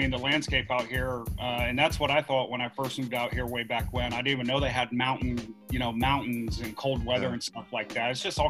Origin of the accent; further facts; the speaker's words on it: Atlanta, Georgia, United States; moved away as an adult; also born or lived in North Carolina; now in Arizona, United States; I'm originally from Atlanta, so I know both sides of it. You know, I spent a little time in North Carolina too, not too far from you over there in Hickory.